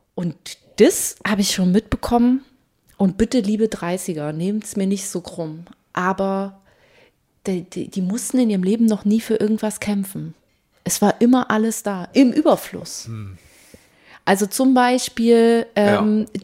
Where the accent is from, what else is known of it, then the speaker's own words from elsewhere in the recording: East Germany, Germany; ich komme auch aus dem Osten